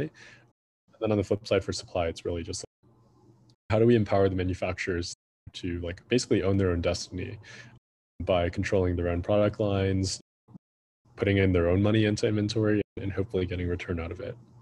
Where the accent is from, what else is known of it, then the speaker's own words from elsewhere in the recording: Midwest, United States; moved away as an adult; also born or lived in San Francisco; I grew up in the Midwest